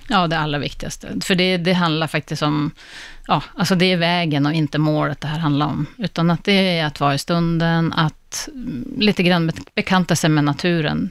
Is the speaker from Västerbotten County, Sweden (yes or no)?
yes; Västerbotten County, Sweden; also born or lived in Gällivare; now in Stockholm, Sweden; jag är själv från Västerbotten